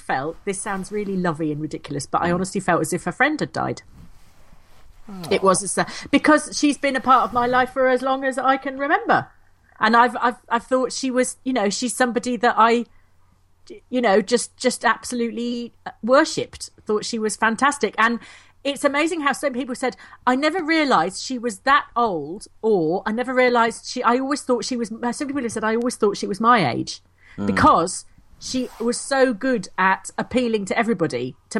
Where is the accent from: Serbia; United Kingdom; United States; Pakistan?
United Kingdom; England; Well, no, it's because we're English, you see, so we have to giggle.